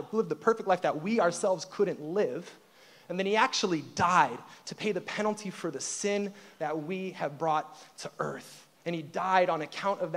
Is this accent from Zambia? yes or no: no; Peninsula, Ohio, United States; moved away; also born or lived in Middle East; I grew up in actually a very small town called Peninsula, Ohio.